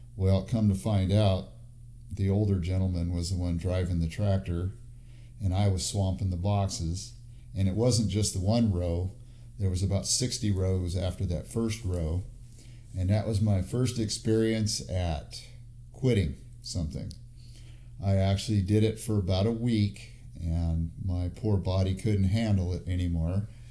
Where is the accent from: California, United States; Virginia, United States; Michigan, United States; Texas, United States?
California, United States; El Centro; now in Fresno, United States; I was born in Southern California, a little town called El Centro, which is southeast of San Diego